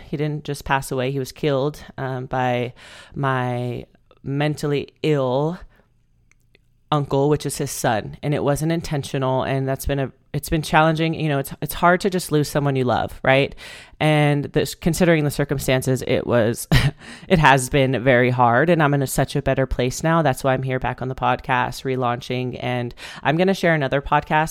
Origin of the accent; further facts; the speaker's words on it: Bakersfield, California, United States; moved away as an adult; also born or lived in Spain; I moved home to Bakersfield, my hometown.